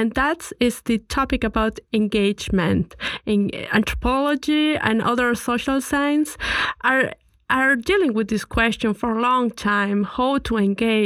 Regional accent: Colombia; now in Vienna, Austria; I come from Colombia

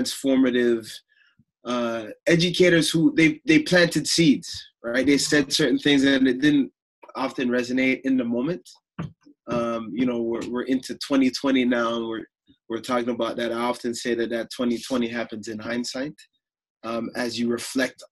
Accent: Toronto, Ontario, Canada; also born or lived in Chicago, Illinois; I grew up in the Toronto area

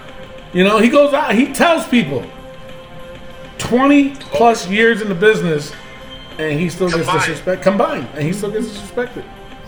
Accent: Albany, New York, United States; This Raw was in my hometown of Albany, New York.

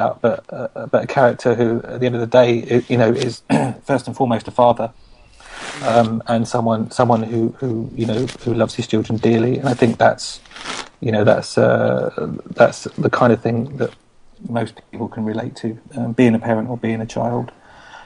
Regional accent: London, United Kingdom; moved away; I'm from East London. I grew up in Walthamstow, and I spent 30 years of my life there

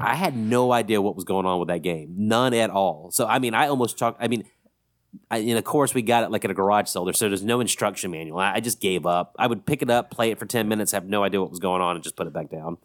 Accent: Columbus, Mississippi, United States; also born or lived in Forest, Mississippi; we grew up in Columbus, Mississippi, which is a lot bigger than Forest, Mississippi, where we all went to high school together

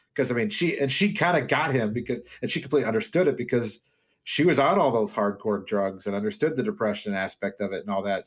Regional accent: Wheaton, Illinois, United States; also born or lived in Dubuque, Iowa / Des Moines, Iowa; I grew up in Wheaton

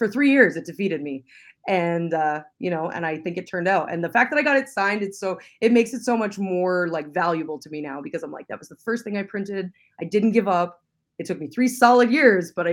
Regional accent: London, Ontario, Canada; moved away; I actually grew up in London. I'm a Londoner.

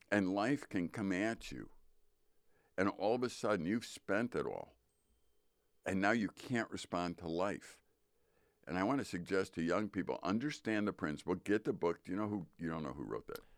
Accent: Midwest, United States; I'm a Midwesterner

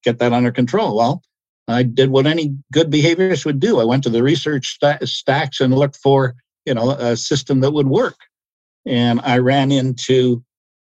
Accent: Ontario, Canada; I'm from Ontario

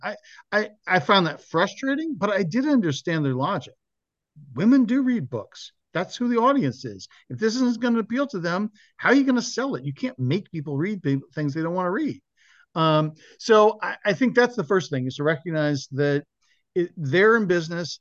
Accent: Mill Valley, California, United States; moved away; my hometown, Mill Valley, California

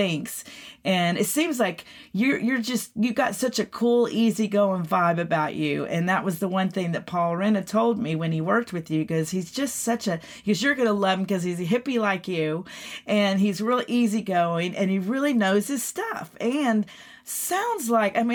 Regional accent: Texas, United States; moved away; I'm from Texas originally

